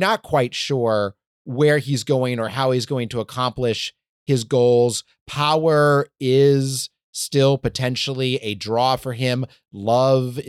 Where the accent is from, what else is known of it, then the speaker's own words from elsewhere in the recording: Portland, Oregon, United States; my hometown of Portland, Oregon